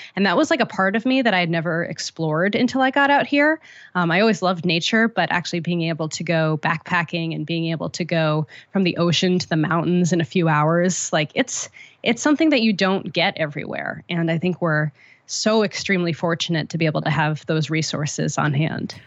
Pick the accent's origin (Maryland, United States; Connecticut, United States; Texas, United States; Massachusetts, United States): Connecticut, United States; moved away as an adult; also born or lived in Boston; now in San Francisco, United States; very far away from here, in Connecticut